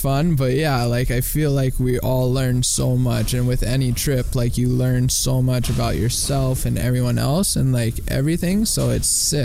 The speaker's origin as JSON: {"language": "English", "town": "San Rafael", "region": "California", "country": "United States", "tie": "born or raised there", "also_born_or_lived": "Santa Cruz, California", "moved": "as an adult", "lives_now": "Hawaii, United States", "said": "I moved from San Francisco. I grew up in San Francisco, California, just north in, like, San Rafael"}